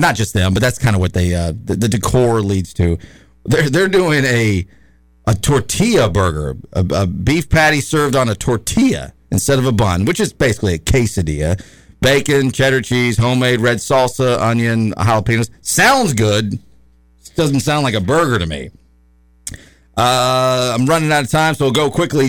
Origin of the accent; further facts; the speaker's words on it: United States; I'm an American